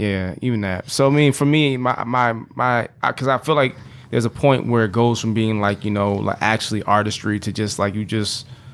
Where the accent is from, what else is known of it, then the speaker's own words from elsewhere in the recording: Chicago, Illinois, United States; I'm from Chicago, and you sound like ….